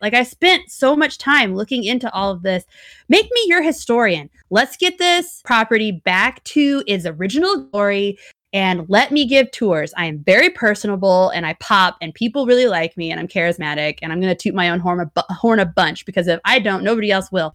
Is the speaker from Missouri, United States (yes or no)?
yes; Missouri side, United States; also born or lived in Kansas City, Kansas; we grew up on the Missouri side, I taught in Kansas City, Kansas for four years